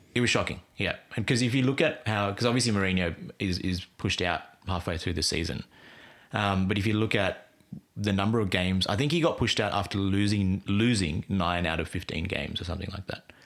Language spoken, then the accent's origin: English; Australia; I grew up in Australia